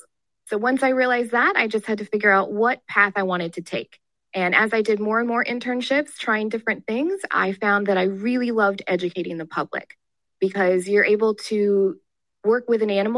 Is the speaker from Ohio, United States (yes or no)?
no; Oregon, United States; moved away as an adult; now in Sarasota, United States; I'm originally from Oregon